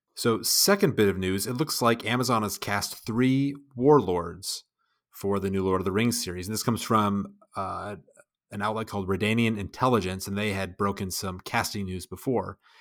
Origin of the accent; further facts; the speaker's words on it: United States; I'm an American